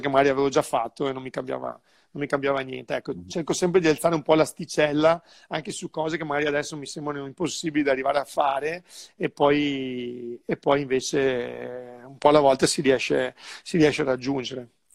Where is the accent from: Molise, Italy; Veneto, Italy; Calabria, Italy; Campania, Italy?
Veneto, Italy; Sandrigo; also born or lived in Bassano del Grappa / Monaco; sono di Sandrio, però ho vissuto un po' di anni a Bassano, quindi io mm. sono molto, molto legato al mio territorio